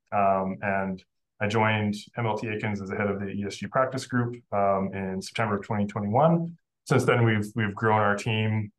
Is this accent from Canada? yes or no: yes; Oxbow, Saskatchewan, Canada; moved away as an adult; now in Calgary, Canada; I grew up in Oxbow, Saskatchewan